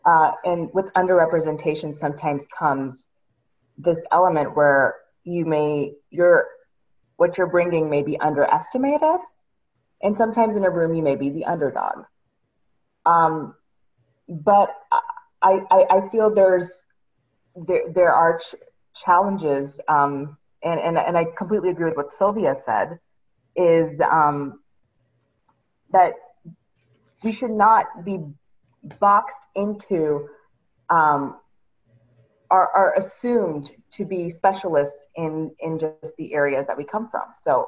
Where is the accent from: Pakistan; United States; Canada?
Pakistan; there will be people who will see me and know that I'm originally from Pakistan and will assume that I am a South Asian expert